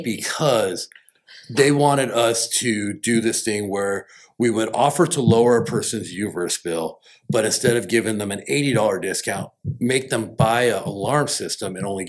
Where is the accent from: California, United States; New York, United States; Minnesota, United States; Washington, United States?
California, United States; Rancho Cucamonga; I'm from the Inland Empire Ranch, Cucamonga.